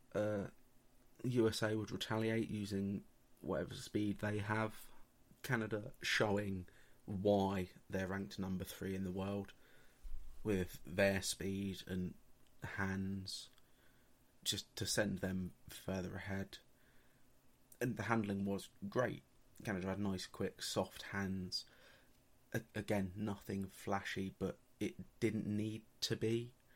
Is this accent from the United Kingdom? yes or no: yes; England, United Kingdom; for being English